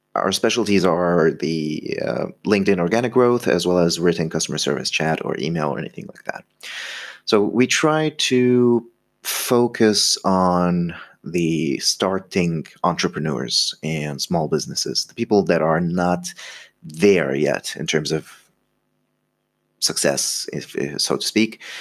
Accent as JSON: {"language": "English", "country": "Egypt", "said": "I'm from Egypt"}